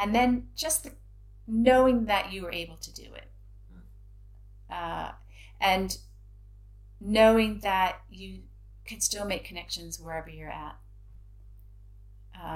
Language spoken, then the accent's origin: English; Indiana, United States; moved away as an adult; also born or lived in San Francisco; now in United Kingdom; I'm from Indiana